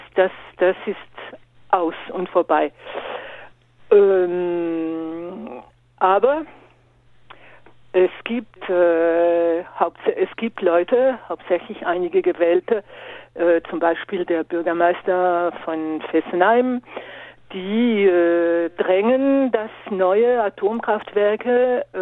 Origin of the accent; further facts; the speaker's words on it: Grand Est, France; Aber es ist noch nicht aus im Nachbarland für Deutschland, also bei uns in Frankreich.